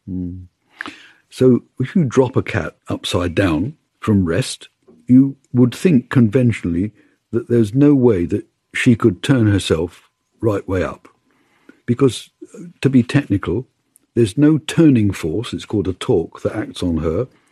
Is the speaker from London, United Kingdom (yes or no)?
yes; London, United Kingdom; also born or lived in Bournemouth; I was born just outside London